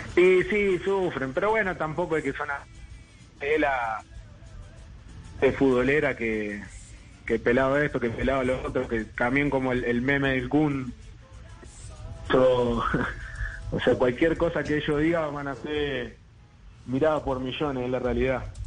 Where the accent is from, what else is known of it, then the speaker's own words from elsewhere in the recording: Argentina; now in Bolivia; como argentino